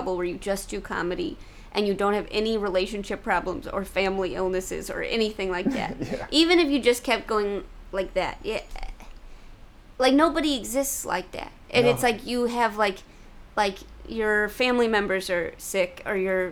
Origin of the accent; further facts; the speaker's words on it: St. Louis, Missouri, United States; I'm from Missouri